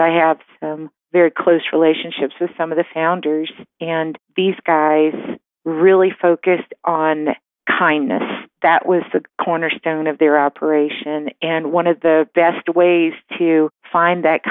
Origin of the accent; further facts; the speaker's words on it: New Orleans, Louisiana, United States; moved away as an adult; I'm originally from New Orleans.